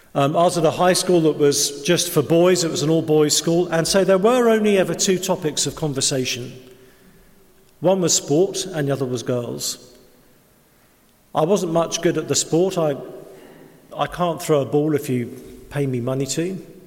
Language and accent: English; England, United Kingdom; we're English